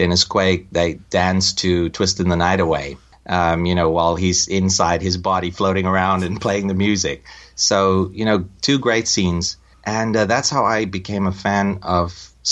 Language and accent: English; South Africa; moved away; I'm from South Africa and I grew up in the apartheid era.